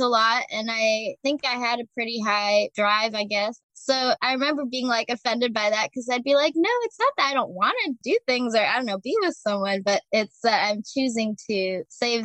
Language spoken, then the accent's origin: English; Chicago, Illinois, United States; I'm from Chicago originally